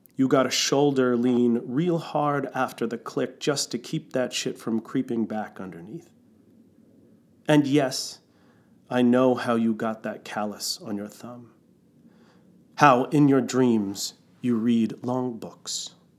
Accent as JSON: {"language": "English", "town": "New York City", "region": "New York", "country": "United States", "tie": "born or raised there", "moved": "yes", "lives_now": "Seattle, United States", "said": "I was born in New York City"}